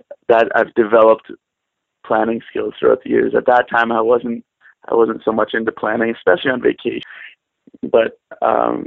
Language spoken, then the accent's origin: English; Windsor, Ontario, Canada; moved away as an adult; also born or lived in Korea; I'm from Windsor, Ontario, Canada